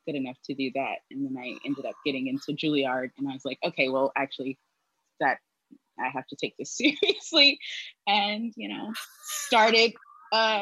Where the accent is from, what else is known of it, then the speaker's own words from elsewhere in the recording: Jackson, Mississippi, United States; I'm from Jackson, Mississippi